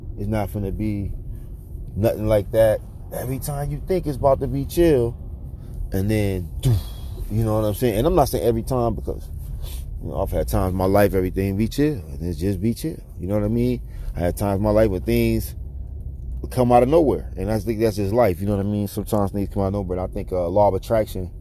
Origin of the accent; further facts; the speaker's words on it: St. Louis, Missouri, United States; moved away; also born or lived in Atlanta; I came up in St. Louis